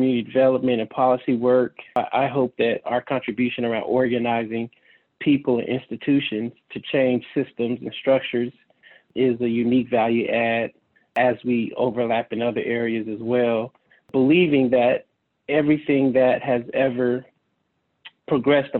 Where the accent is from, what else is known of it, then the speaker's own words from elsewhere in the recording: San Francisco, California, United States; I grew up in the San Francisco community neighborhoods, Baby Hunters Point, during the height of the crack cocaine epidemic